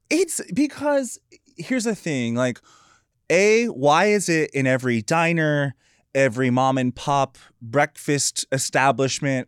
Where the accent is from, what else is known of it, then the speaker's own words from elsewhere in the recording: North Carolina, United States; I grew up in North Carolina.